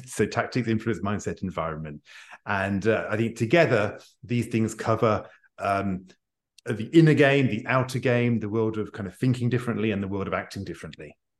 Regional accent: United Kingdom; I'm a Brit

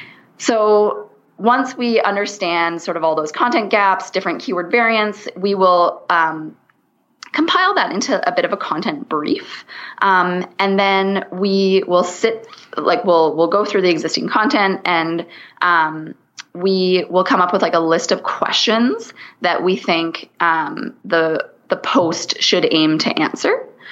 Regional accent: Canada; So I'm Canadian. So I say niche.

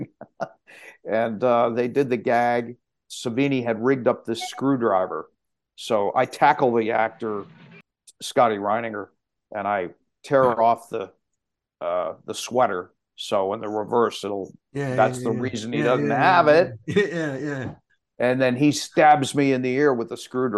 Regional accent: Pittsburgh, Pennsylvania, United States; also born or lived in Boston; now in New Hampshire, United States; I was born and raised in Pittsburgh

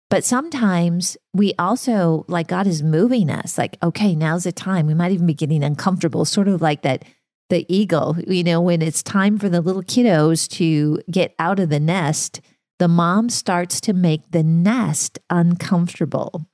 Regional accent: Minnesota, United States; moved away; So I grew up in Minnesota in farm country

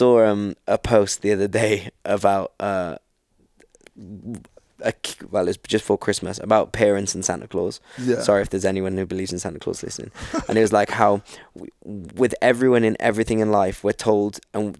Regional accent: United Kingdom; we're from Britain

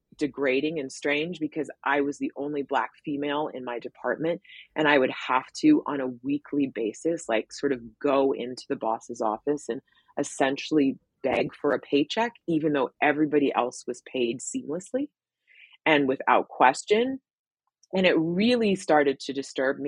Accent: Philadelphia, Pennsylvania, United States; moved away as an adult; also born or lived in New York; now in Arizona, United States; I grew up primarily in Philadelphia, and then I moved to New York for college and then stayed

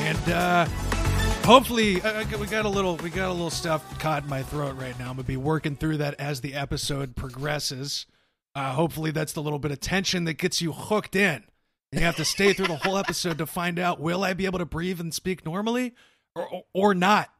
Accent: Cincinnati, Ohio, United States; I was born in Cincy

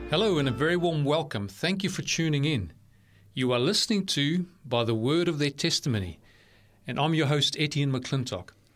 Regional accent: South Africa; now in Australia; I grew up in South Africa

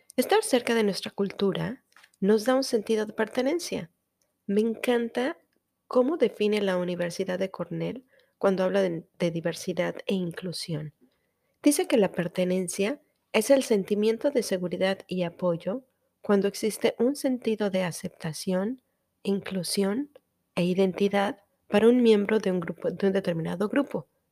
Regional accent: Mexico; first language Spanish; now in United States

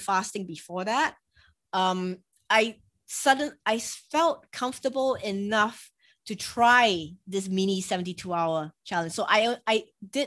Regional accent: Singapore; I'm Asian, I'm from Singapore

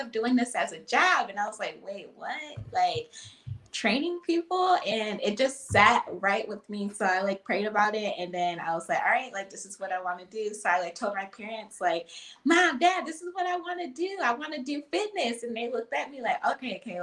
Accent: Lansing, Michigan, United States; I'm 25. I'm from Lansing. I'm a personal trainer here

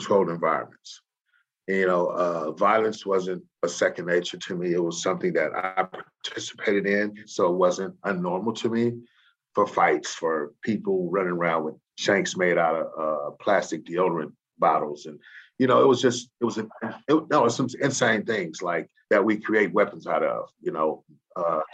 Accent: San Francisco, California, United States; also born or lived in Louisiana; I come from Hunters Point in San Francisco

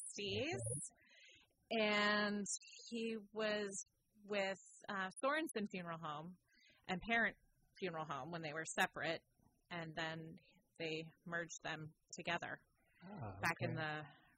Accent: Petaluma, California, United States; Yes, I was born here in Petaluma up at Hillcrest Hospital, which doesn't exist anymore, but it's now a care facility. But born and raised, went to school here, graduated St. Vincent's High School, and went to college just down in San Rafael.

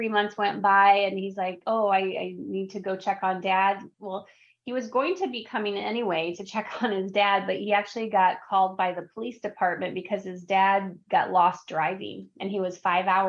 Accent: Wisconsin, United States; in Wisconsin, because I'm from Wisconsin, we have a lot of steep driveways

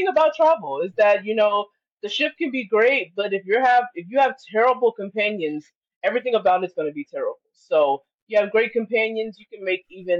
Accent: Texas, United States; being a Texan

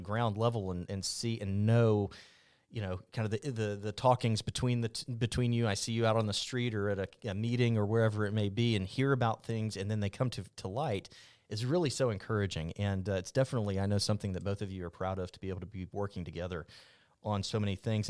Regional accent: Mobile, Alabama, United States; moved away as an adult; I'm from Mobile. I'm a transplant

